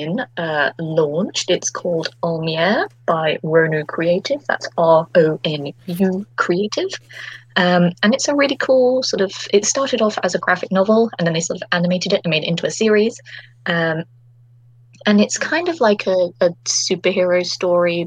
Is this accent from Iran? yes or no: no; United Kingdom; accent: British; my authentic British accent